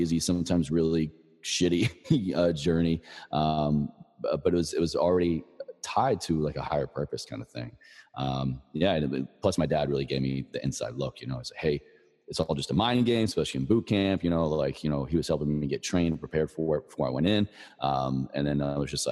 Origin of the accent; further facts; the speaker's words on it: Virginia, United States; moved away as an adult; I moved back to Virginia when I got out of the Army. You know, my home state, I went to college there